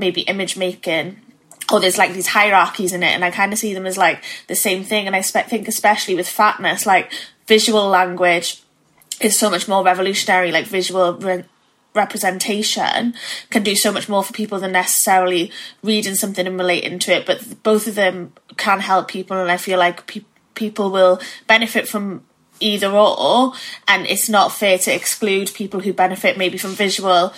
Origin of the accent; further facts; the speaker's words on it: Wales, United Kingdom; moved away; coming back to like Wales as like an adult rather than like how I obviously perceived it as a child